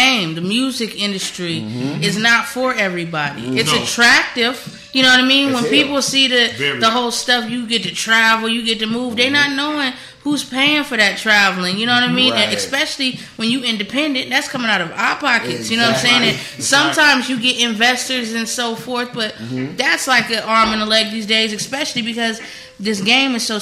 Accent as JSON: {"language": "English", "town": "San Diego", "region": "California", "country": "United States", "tie": "born or raised there", "moved": "yes", "said": "I'm from Cali. I'm a Cali baby. I'm from San Diego."}